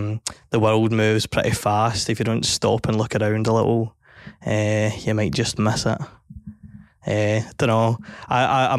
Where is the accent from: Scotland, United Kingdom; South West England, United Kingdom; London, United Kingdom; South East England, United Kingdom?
Scotland, United Kingdom; Dreadcom; I am a musician from Dreadcom